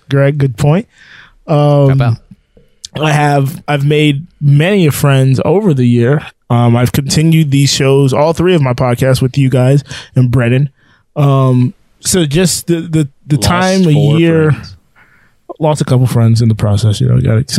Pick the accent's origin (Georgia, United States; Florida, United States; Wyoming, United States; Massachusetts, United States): Florida, United States; We're from Florida.